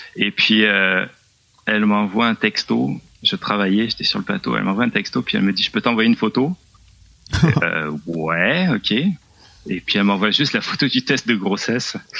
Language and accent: French; south-west France, France; moved away as an adult; also born or lived in Laurentides, Quebec, Canada; now in Quebec, Canada; Je viens du Sud-Ouest